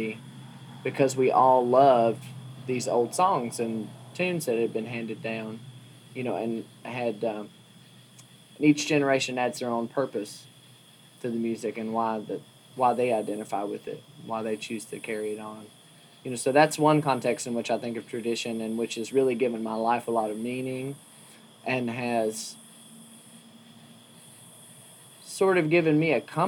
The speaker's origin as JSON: {"language": "English", "town": "Wytheville", "region": "Virginia", "country": "United States", "tie": "born or raised there", "moved": "as an adult", "lives_now": "Berea, United States", "said": "I was born and raised in Wytheville, Virginia"}